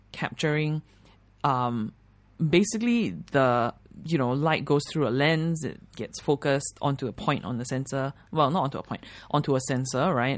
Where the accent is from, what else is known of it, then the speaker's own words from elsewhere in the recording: Singapore; also born or lived in New York; as a Singaporean who's lived in New York